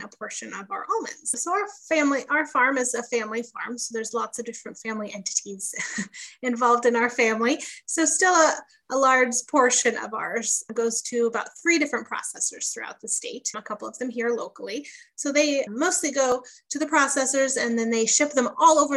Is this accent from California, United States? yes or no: yes; Chico, California, United States; I grew up in Chico, California, which is a small little town about an hour and a half north of Sacramento